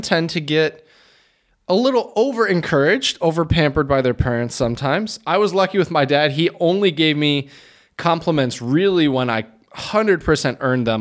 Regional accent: Michigan, United States; As a Midwesterner and, you know, spent, what, twenty-five of my twenty-seven years in Michigan

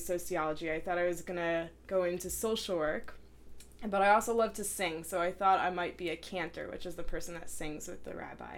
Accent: New Jersey, United States; now in Cincinnati, United States; I'm from New Jersey.

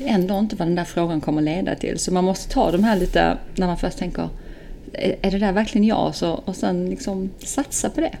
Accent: Skåne, Sweden; now in Stockholm, Sweden; född och uppväxt i Skåne

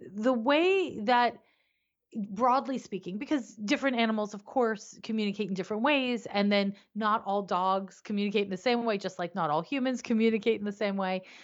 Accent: Canada; moved away as an adult; also born or lived in San Francisco; now in United States; I'm living in the U S, but I'm originally from Canada.

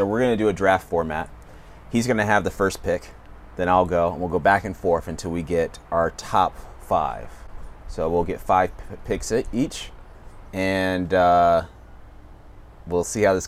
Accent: the South, United States; I grew up in the South

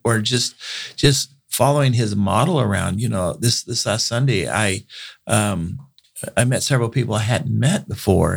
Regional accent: Bakersfield, California, United States; born and raised in Bakersfield

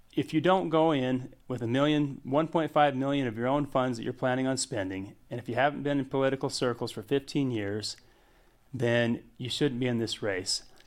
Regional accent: Hyde Park, Utah, United States; I grew up in, uh, Hyde Park, Utah. I went to Skyview High School

